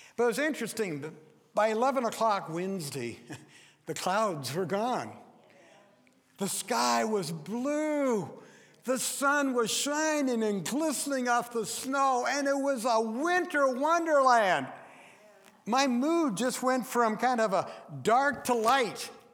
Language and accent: English; Forks, Washington, United States; I was born and raised in Forks, it's out on the Olympic Peninsula